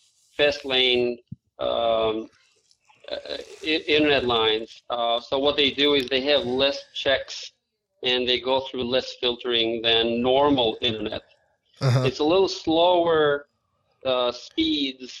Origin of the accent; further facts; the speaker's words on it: Albania; English is a second language; now in United States; I was born outside of the United States, as you probably would have guessed. I have an accent. So I was born in Albania, which is in southeast Europe